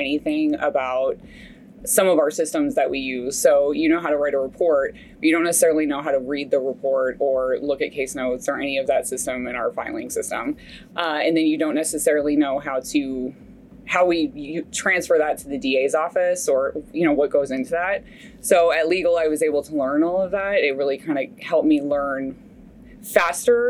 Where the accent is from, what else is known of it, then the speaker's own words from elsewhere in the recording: Fairfax County, Virginia, United States; moved away as an adult; also born or lived in Texas; now in Dallas, United States; I grew up in Virginia, Fairfax County, Virginia